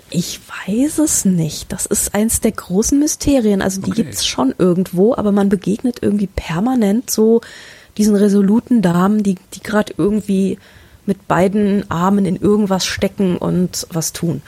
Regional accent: Germany; wir als Deutsche

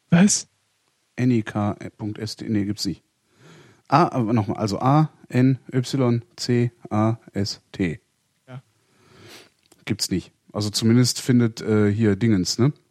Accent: Göttingen, Lower Saxony, Germany; Äh, ich komme hier aus Göttingen

